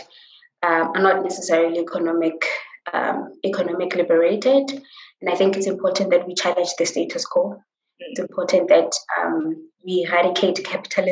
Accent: Johannesburg, Gauteng, South Africa; I grew up in Soweto

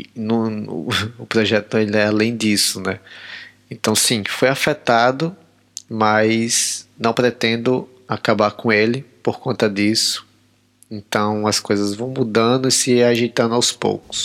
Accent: Natal, Rio Grande do Norte, Brazil; moved away as an adult; now in Maputo, Mozambique; sou nordestino, cabra da peste, sou de Natal, Rio Grande do Norte

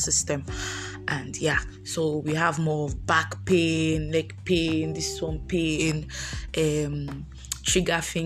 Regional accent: Lagos, Nigeria; moved away as an adult; also born or lived in Anambra; I was born and brought up in Lagos, so my parents stay in Lagos

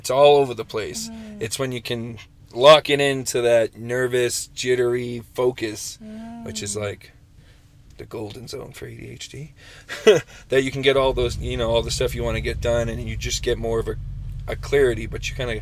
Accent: Chilton, Massachusetts, United States; moved away; my hometown in Massachusetts, Chilton.

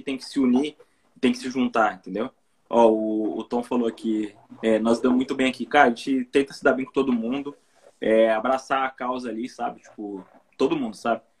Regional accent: Presidente Prudente, São Paulo, Brazil; moved away as an adult; now in Japan; Eu vim de Presidente Prudente, São Paulo, interior de São Paulo, né? E estou aqui no Japão há um ano

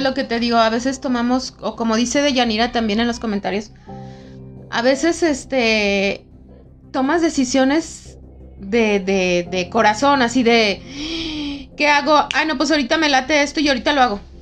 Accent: León, Guanajuato, Mexico; yo que soy de aquí de León

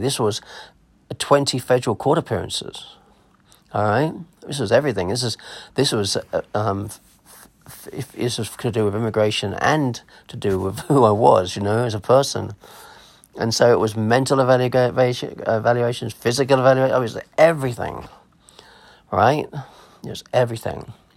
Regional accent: Clacton-on-Sea, East of England, United Kingdom; accent: English; also born or lived in Germany / America; I was born in Clacton on Sea War Hospital.

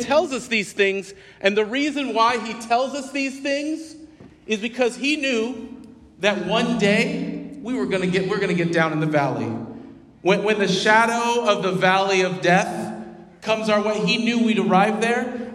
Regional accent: Wichita, Kansas, United States; I hail from Wichita, Kansas.

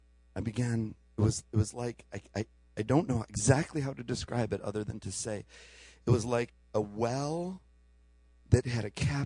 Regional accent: Chicago, Illinois, United States; We came from Chicago, and holy mackerel, there was cows and liquid manure and all kinds of great things.

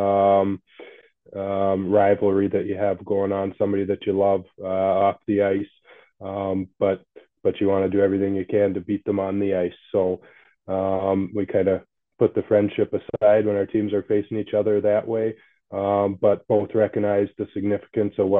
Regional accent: Canada; also born or lived in Fort Worth, Texas; I was born in Fort Worth, Texas, but born to some young parents that were in high school. So they put me up for adoption, and a couple of Canadian parents adopted me. They happened to be living in Texas at the time, and moved back to Canada when I was still a baby.

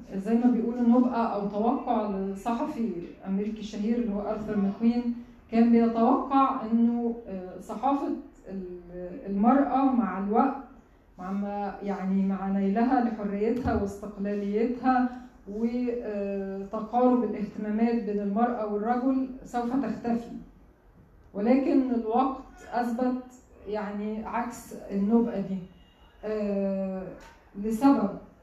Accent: Egypt; عندنا في مصر هنا

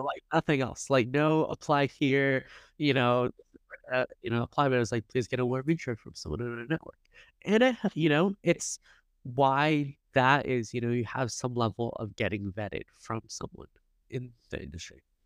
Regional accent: Silicon Valley, California, United States; also born or lived in Los Angeles; I grew up in Silicon Valley

